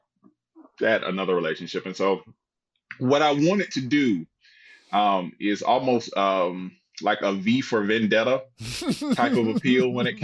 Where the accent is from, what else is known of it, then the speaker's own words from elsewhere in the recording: Tuscaloosa, Alabama, United States; I'm from Tuscaloosa, Alabama